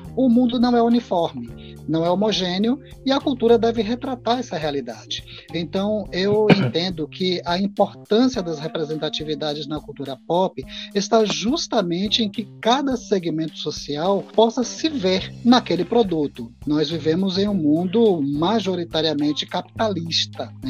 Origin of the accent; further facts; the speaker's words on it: Itabuna, Bahia, Brazil; now in Feira de Santana, Brazil; eu sou natural de Itabuna, mas residente em Feira de Santana já há uns 14 anos